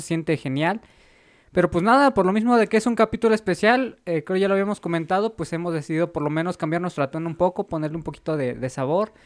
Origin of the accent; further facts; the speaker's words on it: Mexico; nuestro país